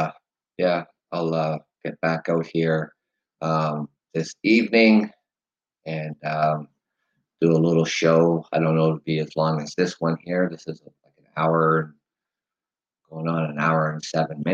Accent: Canada; being Canadian

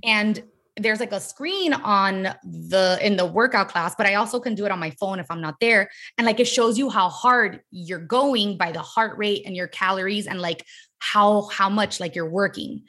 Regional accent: Miami, Florida, United States; now in Los Angeles, United States; I'm from Miami, born and raised in, like, Miami

